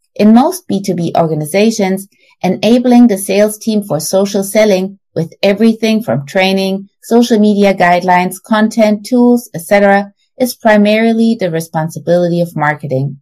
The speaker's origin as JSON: {"language": "English", "country": "Germany", "moved": "yes", "lives_now": "Texas, United States", "said": "I'm originally from Germany, but now live in Texas with my husband and my two daughters"}